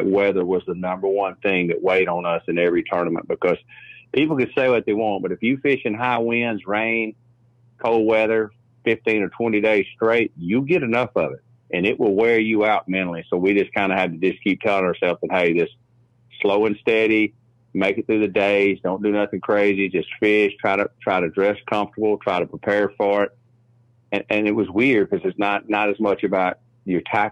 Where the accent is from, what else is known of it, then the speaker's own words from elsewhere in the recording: Guntersville, Alabama, United States; I'm from Gunnersville, Alabama. Live right here on the lake.